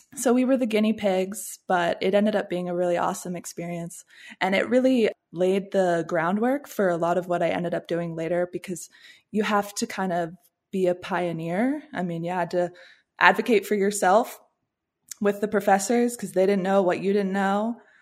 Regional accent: Washington, District of Columbia, United States; also born or lived in Williamsburg, Virginia / St Andrews, Scotland; I'm from the Washington, D C area

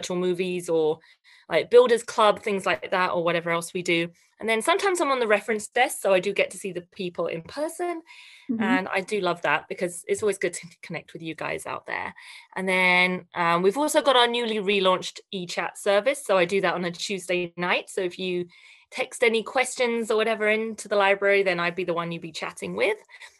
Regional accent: Canada; we are celebrating Canadian authors, illustrators, and storytellers right across our amazing country.

